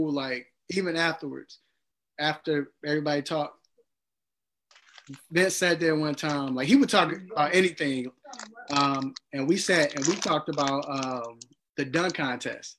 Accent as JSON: {"language": "English", "town": "Chicago", "region": "Illinois", "country": "United States", "said": "I'm from Chicago"}